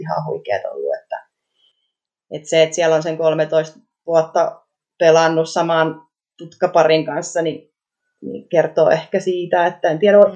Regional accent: Aura, Southwest Finland, Finland; Aurasta olen kotoisin

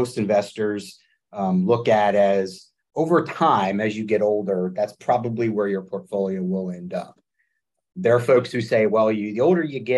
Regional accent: New Orleans, Louisiana, United States; moved away as an adult; also born or lived in Washington, D.C.; born and raised in New Orleans, moved home about 3 years ago after 20 years in Washington, D.C.

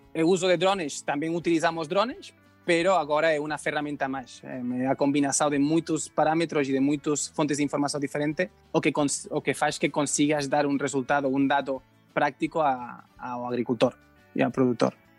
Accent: Spain; Portuguese is a second language; moved away; eu sou espanhol e eu aprendi é, português de qualquer jeito

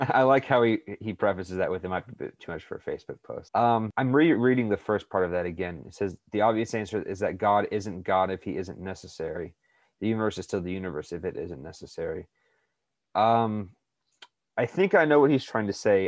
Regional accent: United States; I was born in the United States

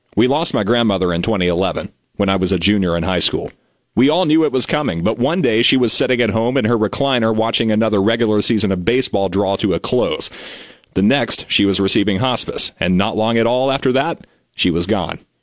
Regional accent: Western North Carolina, United States; Growing up in Western North Carolina, one of my closest friends in school pulled for the New York Yankees

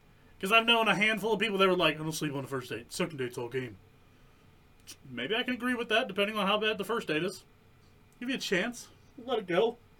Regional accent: Ohio, United States; First of all, I'm from Ohio, motherfucker.

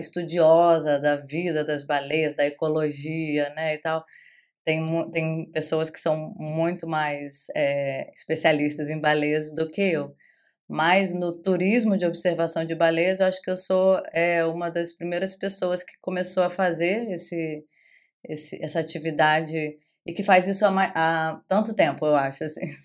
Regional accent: Rio de Janeiro, Brazil; moved away as an adult; now in Arraial d'Ajuda, Brazil; eu sou carioca, né, nascida no Rio de Janeiro

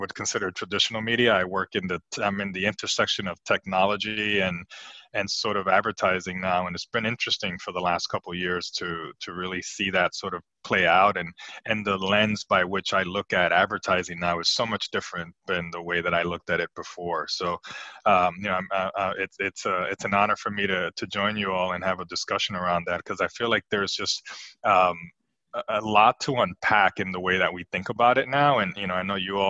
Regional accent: New Jersey, United States; also born or lived in Puerto Rico; I was raised in New Jersey, and I was raised by my mother

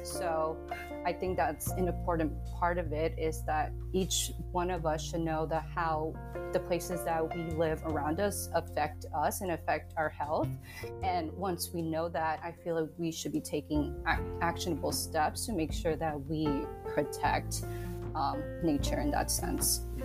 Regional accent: Long Beach, New York, United States; now in Atlanta, United States; I grew up in Long Beach, New York, um, and I lived right across from the ocean

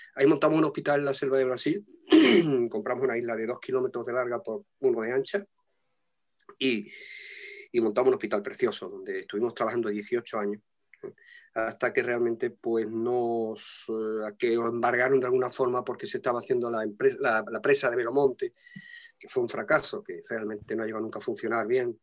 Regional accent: Tangier, Tanger-Tetouan-Al Hoceima, Morocco; moved away; yo nací en Tánger, en Marruecos, en África.

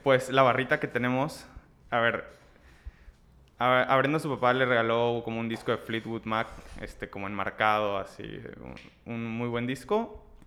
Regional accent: Ciudad Victoria, Tamaulipas, Mexico; moved away as an adult; now in Monterrey, Mexico; yo soy de Ciudad Victoria, Tamaulipas, me vine a estudiar a, Monterrey.

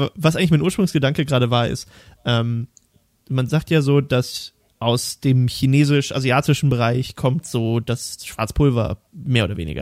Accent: Thuringia, Germany; ich komme aus Thüringen, da gibt es viele Nazis

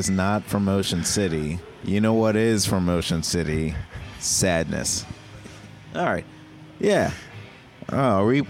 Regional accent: Parkville, Maryland, United States; I'm from Parkville.

